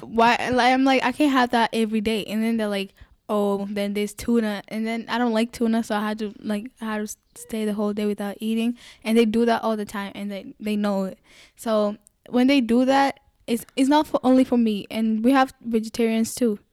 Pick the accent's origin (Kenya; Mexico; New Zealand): Kenya; also born or lived in Congo; now in Buffalo, United States; was born in Congo, and my parents, they moved. So, I grew up in Kenya, like, most of my life I grew up in Kenya.